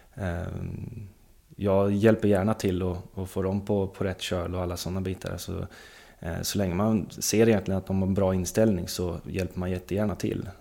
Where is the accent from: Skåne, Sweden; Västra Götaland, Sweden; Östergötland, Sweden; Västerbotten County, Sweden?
Östergötland, Sweden; Linköping; born or raised there; also born or lived in Stockholm